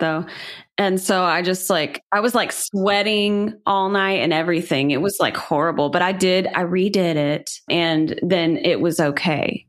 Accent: Chattanooga, Tennessee, United States; I'm from Chattanooga, which is kind of known for being a haunted city in some ways

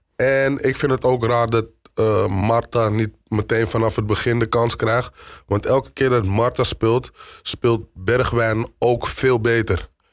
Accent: Amsterdam, North Holland, Netherlands; kom uit Amsterdam. Ik ben geboren in Amsterdam-West

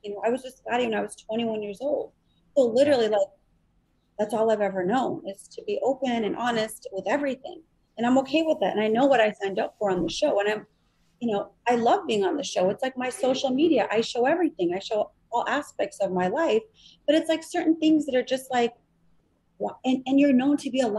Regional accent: Chicago, Illinois, United States; I'm from Chicago. I'm good for it.

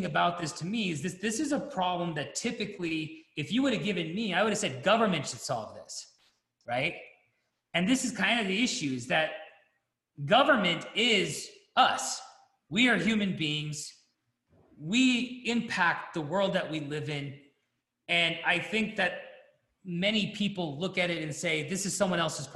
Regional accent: United States; I'm American

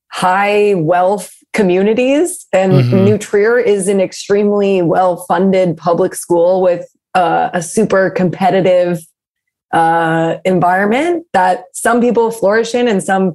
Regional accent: Winnetka, Illinois, United States; also born or lived in Glencoe, Illinois; I'm from the suburbs of Chicago. I'm from the burbs.

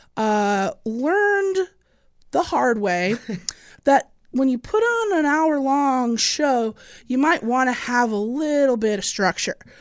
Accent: Illinois, United States; I'm from Illinois.

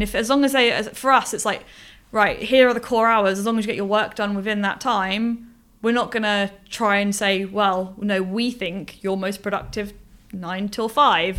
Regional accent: Portsmouth, South East England, United Kingdom; moved away as an adult; now in Bournemouth, United Kingdom; I've grown up on the south coast. Um, I'm from Portsmouth

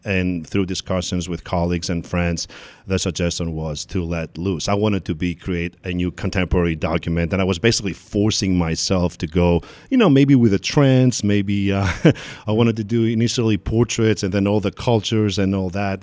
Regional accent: Athens, Attica, Greece; also born or lived in Kozani, Greece; now in New York, United States; I was born in Kozani, which is the northern, uh, part of Greece, part of Macedonia, and then I grew up in Athens

